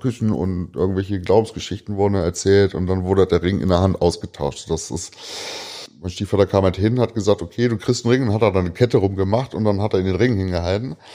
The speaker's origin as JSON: {"language": "German", "town": "Braunschweig", "region": "Lower Saxony", "country": "Germany", "tie": "born there", "said": "ich bin ja gebürtiger Braunschweiger, habe aber in der Stadt sehr wenig gelebt"}